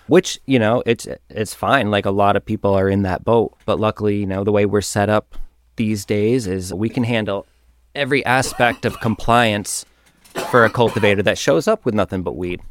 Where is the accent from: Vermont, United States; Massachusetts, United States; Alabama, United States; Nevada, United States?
Vermont, United States; Whiting; moved away; I grew up in Vermont. I was born in Whiting, which is a small farm town